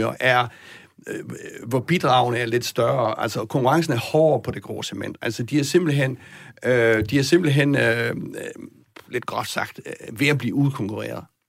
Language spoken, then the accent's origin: Danish; Southern Jutland, Southern Denmark, Denmark; moved away